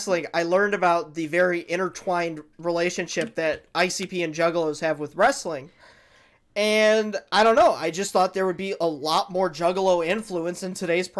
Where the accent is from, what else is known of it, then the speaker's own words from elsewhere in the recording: Detroit, Michigan, United States; we're from Detroit